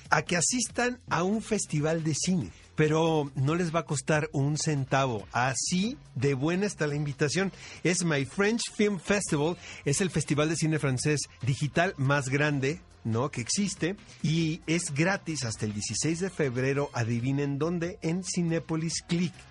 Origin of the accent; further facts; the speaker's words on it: Tijuana, Baja California, Mexico; moved away as an adult; now in Mexico City, Mexico; yo, yo soy de Tijuana.